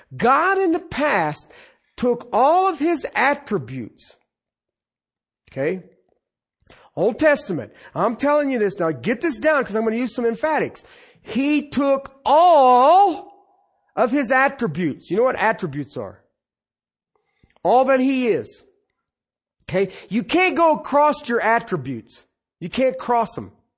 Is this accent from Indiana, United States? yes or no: no; Ohio, United States; I was growing up in Ohio